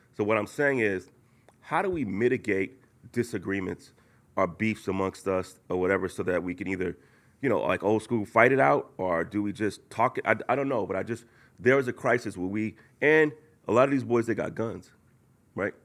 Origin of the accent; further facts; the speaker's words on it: Oakland, California, United States; I grew up in Oakland, California